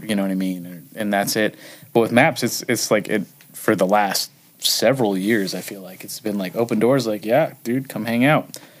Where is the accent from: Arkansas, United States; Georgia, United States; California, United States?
California, United States; Huntington Beach; I grew up in Huntington Beach